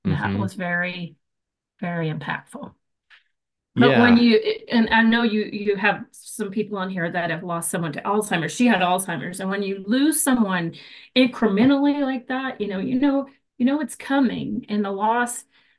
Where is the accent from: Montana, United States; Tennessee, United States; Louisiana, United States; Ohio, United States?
Tennessee, United States; Morristown; moved away as an adult; also born or lived in Florida / Tri-Cities, Tennessee; I grew up in Morristown, but in the Tri-Cities area now